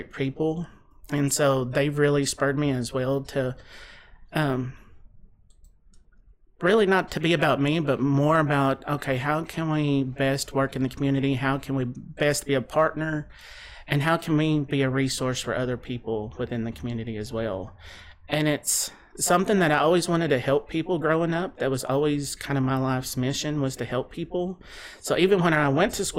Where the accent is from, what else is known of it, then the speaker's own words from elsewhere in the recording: Russell Springs, Kentucky, United States; moved away as an adult; now in Bowling Green, United States; I came from Russell County, over Russell Springs, Jamestown area, like Cumberland, and came to school here at Western in 2000